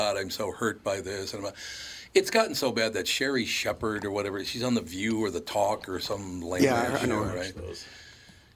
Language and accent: English; Minneapolis, Minnesota, United States; when I was growing up in North Minneapolis